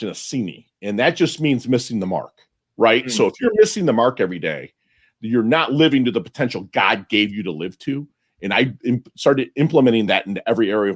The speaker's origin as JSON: {"language": "English", "country": "Philippines", "tie": "born or raised there", "said": "I was born in the Philippines in 1972, and my father was American"}